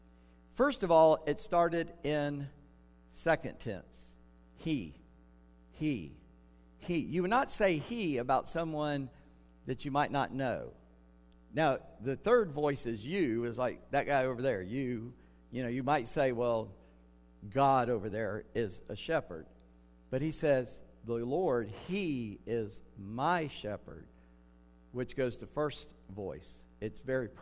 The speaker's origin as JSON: {"language": "English", "town": "North Charleston", "region": "South Carolina", "country": "United States", "tie": "born or raised there", "moved": "yes", "said": "I grew up in Charleston, North Charleston, South Carolina"}